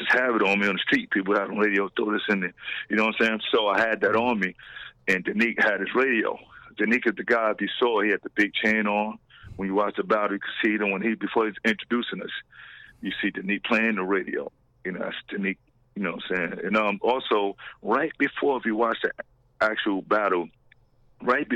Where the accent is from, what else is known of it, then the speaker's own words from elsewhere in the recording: New York City, New York, United States; Me and AG, we're from Patterson Project